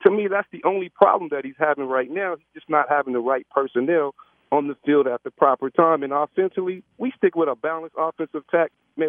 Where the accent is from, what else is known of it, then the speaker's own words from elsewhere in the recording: Wichita, Kansas, United States; Actually, I'm from Wichita, Kansas.